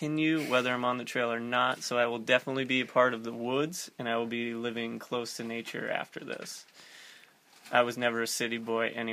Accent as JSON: {"language": "English", "region": "Southern New Hampshire", "country": "United States", "also_born_or_lived": "northern Vermont", "said": "Southern New Hampshire, but I spent a lot of time up in northern Vermont."}